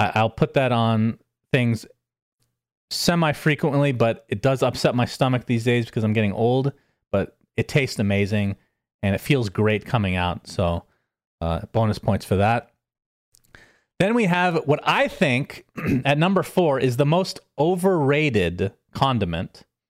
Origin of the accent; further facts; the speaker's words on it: United States; I am American after all